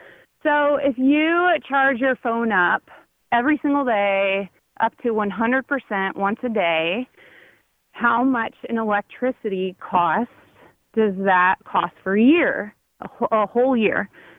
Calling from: Kokomo, Indiana, United States; I am from Kokomo.

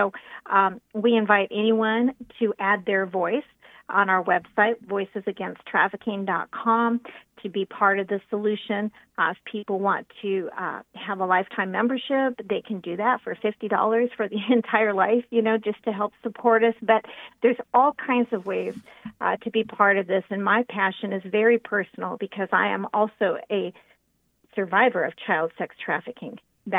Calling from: Central Oregon, United States; I'm calling in from Central Oregon, so right in the middle of the state.

